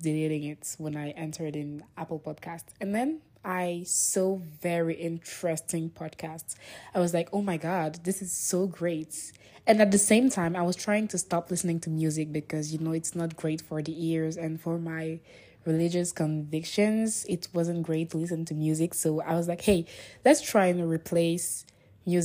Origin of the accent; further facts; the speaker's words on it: Niger; English is a second language; I come from Niger, and not from Nigeria